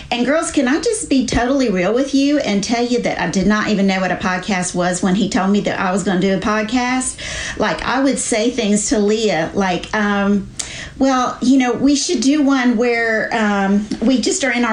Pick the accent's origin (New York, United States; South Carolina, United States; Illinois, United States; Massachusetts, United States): South Carolina, United States; Charleston; born or raised there; moved away as an adult; now in North Carolina, United States